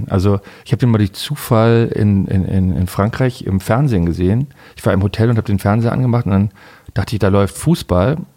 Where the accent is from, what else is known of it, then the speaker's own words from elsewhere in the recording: Berlin, Germany; als Berliner geht mir das irgendwie auf die Nerven, dass man so aufwächst, dass man Bayern scheiße finden muss